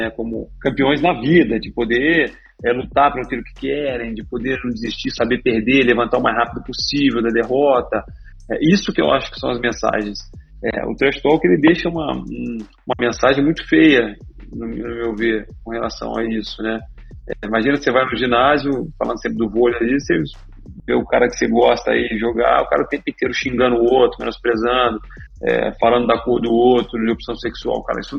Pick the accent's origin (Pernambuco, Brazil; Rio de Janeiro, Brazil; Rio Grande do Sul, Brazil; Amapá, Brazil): Rio de Janeiro, Brazil; Resende; also born or lived in Minas Gerais; eu sou de Resende aqui, na verdade. Nasci em Minas